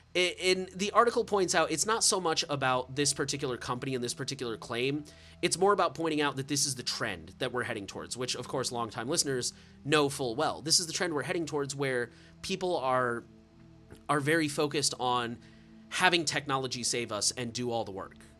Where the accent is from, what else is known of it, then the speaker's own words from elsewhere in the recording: United States; I'm American.